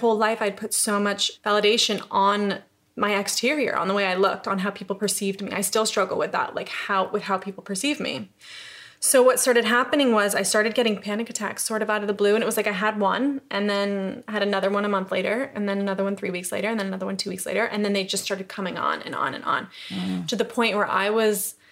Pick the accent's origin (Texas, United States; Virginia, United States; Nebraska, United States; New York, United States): New York, United States; upstate; moved away as an adult; also born or lived in Los Angeles; now in London, United Kingdom; I'm from New York. I'm from upstate New York.